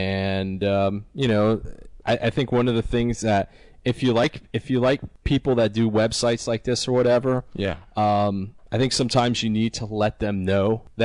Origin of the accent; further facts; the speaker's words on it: Canada; it might be because I'm younger than you guys, and I'm idealistic and I'm Canadian, and there you go.